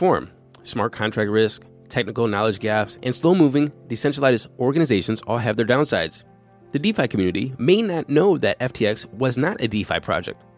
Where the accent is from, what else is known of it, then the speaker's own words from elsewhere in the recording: Cleveland, Ohio, United States; we're from Cleveland. And Cleveland has snowstorms